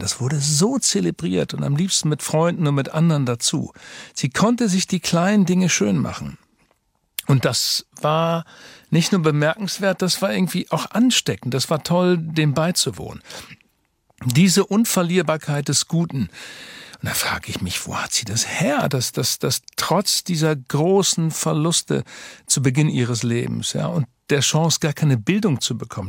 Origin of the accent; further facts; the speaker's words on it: Twistringen, Lower Saxony, Germany; now in Hamburg, Germany; Fußball und Katholizismus sind so eng verbunden in Twistring, meinem Heimatort